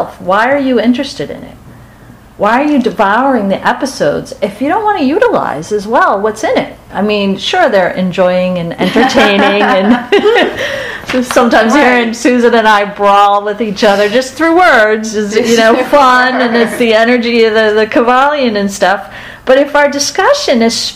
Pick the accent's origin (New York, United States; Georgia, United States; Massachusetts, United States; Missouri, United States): Massachusetts, United States; Boston; we're from Boston